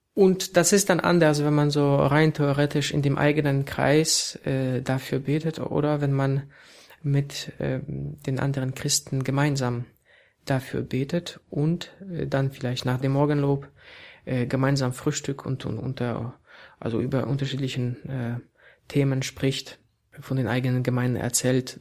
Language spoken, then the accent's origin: German; Poland; moved away as an adult; also born or lived in Warsaw; now in Berlin, Germany; ich als Pole äh, hier in Deutschland arbeite